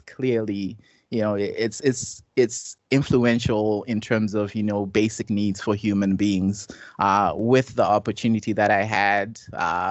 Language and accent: English; Zimbabwe; moved away as an adult; now in United States; I grew up in Zimbabwe, and I came to the U.S. at age 18.